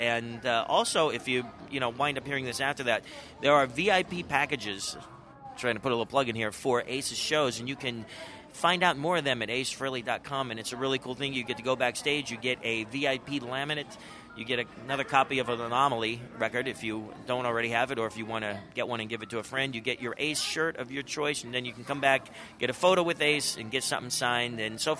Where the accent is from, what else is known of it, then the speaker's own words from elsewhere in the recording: Pennsylvania, United States; We did a show in Pittsburgh, PA, which is very close to my hometown, so that was great. My family came out for that.